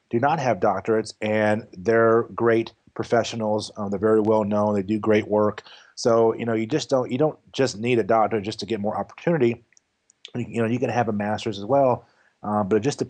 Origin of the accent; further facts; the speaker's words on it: Louisville, Kentucky, United States; moved away as an adult; also born or lived in New Mexico; I moved back to Louisville, Kentucky, because I'm originally from Louisville, Kentucky.